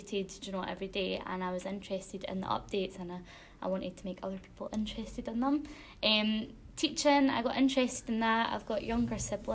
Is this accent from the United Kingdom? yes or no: yes; Alva, Scotland, United Kingdom; I'm from Alva, which is in a small council area called Clackmannanshire, not too far away from here. I went to school in Alva, so I went to Alva Academy